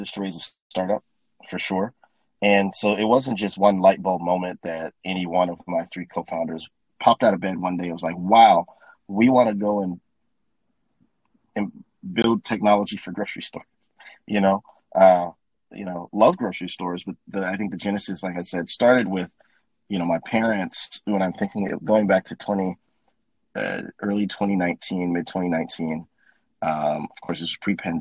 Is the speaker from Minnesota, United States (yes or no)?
yes; Minneapolis, Minnesota, United States; moved away as an adult; originally from Minneapolis, Minnesota, born and raised in the Midwest